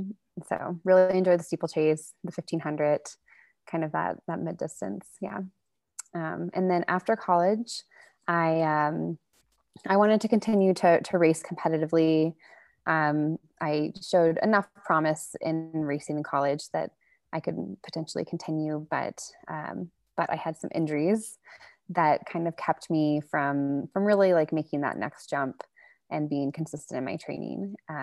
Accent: Texas, United States; Rock climbing to Texas is not a big thing, especially, 8 years ago when I was there, we had one like kind of tiny gym

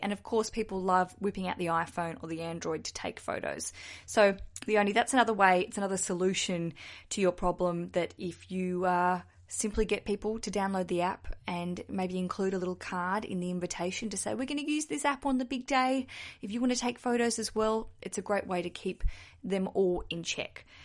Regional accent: Australia; accent: Aussie; I'm an Aussie, if you can hear from my accent, down south in Australia

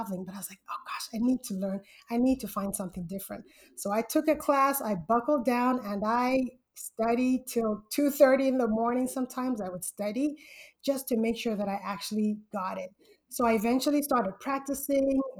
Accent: Zambia; moved away as an adult; now in Southern California, United States; I'm originally from Zambia, Central Africa, and I came to the United States for college.

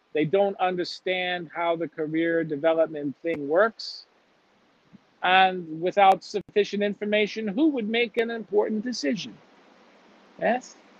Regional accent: Chicago, Illinois, United States; moved away; I'm from Chicago

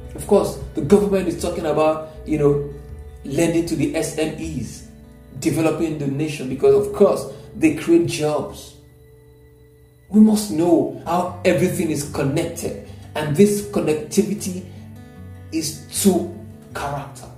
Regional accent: Nigeria; I'm a Nigerian

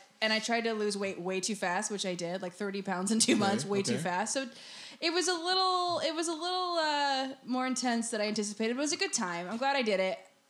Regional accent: Oceanside, California, United States; now in San Diego, United States; So I live downtown now, but I'm from Oceanside.

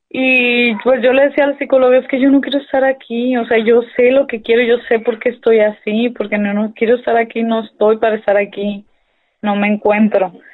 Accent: Hermosillo, Sonora, Mexico; Soy de Hermosillo, Sonora, aunque me creo de pueblo, ¿no? Porque mi familia es de pueblo, pero aquí nací yo

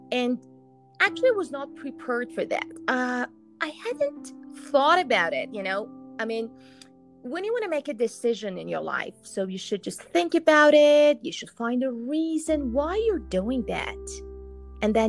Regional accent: Iran; moved away as an adult; also born or lived in Dubai; I'm from Iran

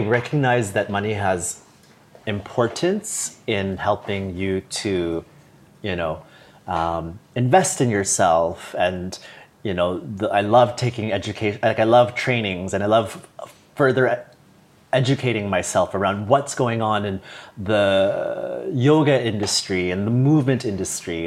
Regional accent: Toronto, Ontario, Canada; moved away as an adult; also born or lived in Singapore / Dublin / Bangkok / Hong Kong; I'm from Toronto

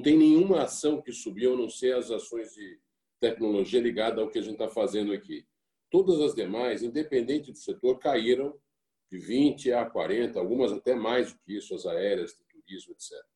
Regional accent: Brazil; enquanto brasileiros

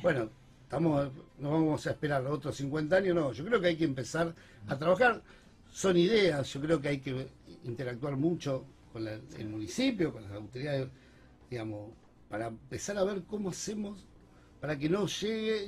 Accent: Rosario, Santa Fe, Argentina; como rosarino

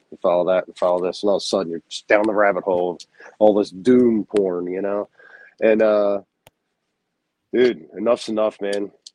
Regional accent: United States; I'm American

